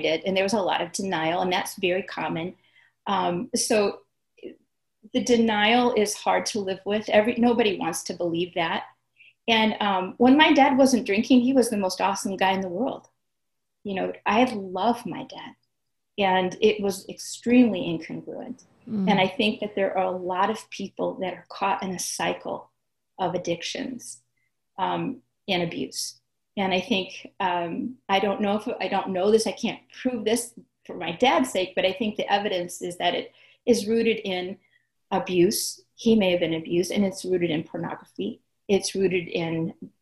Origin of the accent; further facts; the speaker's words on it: St. Louis, Missouri, United States; moved away as an adult; also born or lived in Chicago; I'm from the St. Louis area.